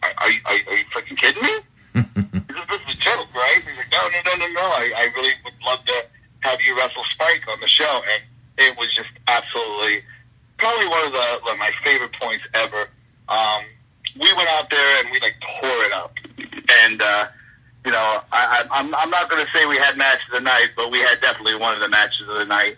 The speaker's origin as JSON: {"language": "English", "town": "Philadelphia", "region": "Pennsylvania", "country": "United States", "said": "we're both boys from Philadelphia. We're both Irish"}